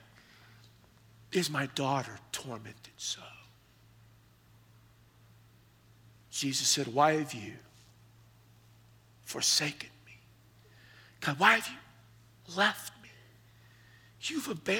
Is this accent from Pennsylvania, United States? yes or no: no; the Hill Country, South Texas, United States; growing up in South Texas, in the hill country